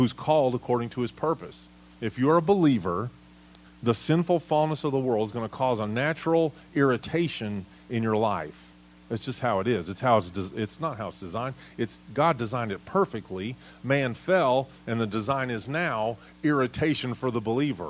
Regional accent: United States; as American citizens

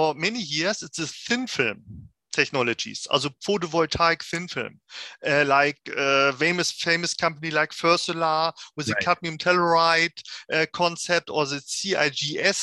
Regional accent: Germany; now in Switzerland; I'm coming from Germany, now sitting in Switzerland

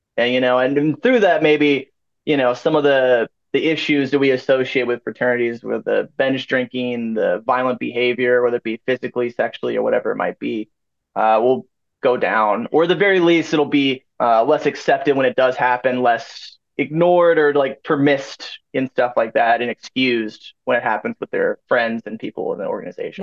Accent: St. Louis, Missouri, United States; moved away as an adult; also born or lived in Ohio; now in Maryville, United States; I was like from St. Louis

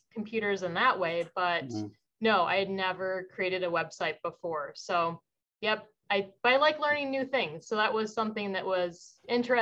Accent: Iowa, United States; also born or lived in Twin Cities, Minnesota; now in Wausau, United States; I'm from Iowa originally.

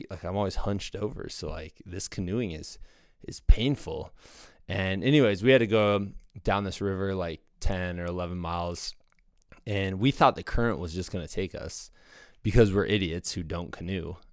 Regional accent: Los Angeles, California, United States; Not many mullets growing up in Los Angeles.

